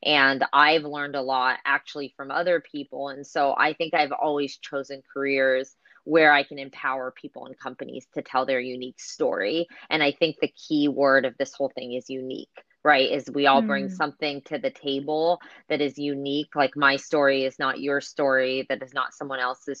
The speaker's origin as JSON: {"language": "English", "area": "Bay Area", "region": "California", "country": "United States", "tie": "born or raised there", "said": "I grew up in this country. I am first generation in this country, and I think for me growing up in the Bay Area was actually quite difficult"}